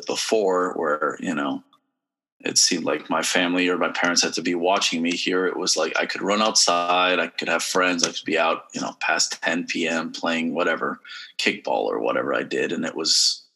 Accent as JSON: {"language": "English", "town": "San Antonio", "region": "Texas", "country": "United States", "tie": "born or raised there", "also_born_or_lived": "Cincinnati, Ohio", "moved": "yes", "said": "in San Antonio, I grew up, it was all very bilingual"}